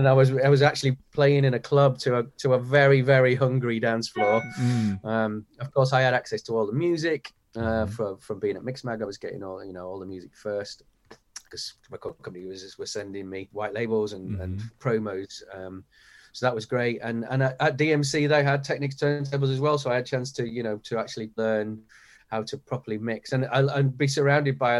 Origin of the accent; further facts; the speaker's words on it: Leeds, Yorkshire and the Humber, United Kingdom; accent: Yorkshire; moved away as an adult; also born or lived in London; I'm from Leeds